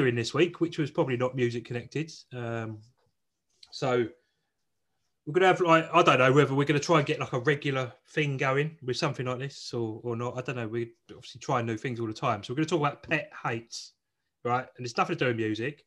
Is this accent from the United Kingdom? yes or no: yes; South East England, United Kingdom; they decided to bring me up in the southeast of England